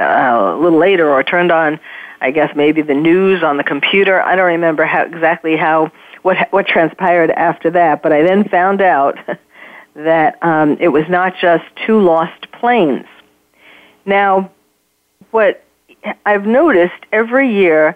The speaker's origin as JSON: {"language": "English", "town": "New York City", "region": "New York", "country": "United States", "tie": "born or raised there", "moved": "as an adult", "lives_now": "California, United States", "said": "I'm born and raised in New York, but I had moved here"}